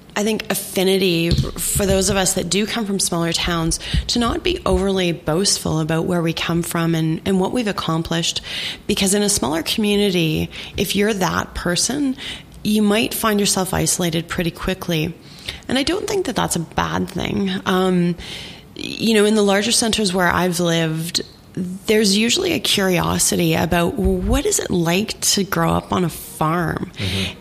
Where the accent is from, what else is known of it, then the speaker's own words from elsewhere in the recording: Saskatchewan, Canada; moved away as an adult; I grew up in Saskatchewan in the 80s and early 90s